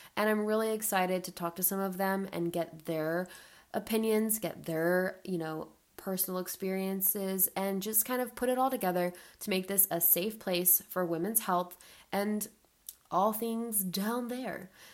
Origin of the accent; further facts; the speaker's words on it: Atlanta, Georgia, United States; now in Charleston, United States; I'm 25 and I live in Charleston, South Carolina. I grew up in Atlanta, Georgia